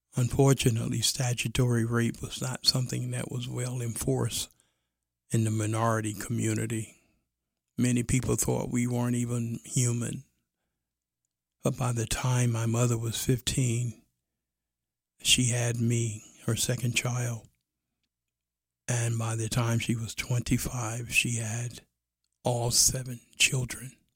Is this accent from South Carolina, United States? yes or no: no; New York City, New York, United States; I was raised in Brooklyn